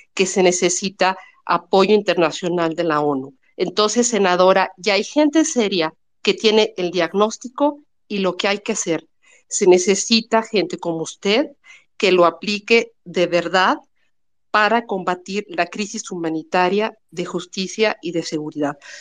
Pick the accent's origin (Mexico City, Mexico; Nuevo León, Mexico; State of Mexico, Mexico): Mexico City, Mexico; Yo soy chilanga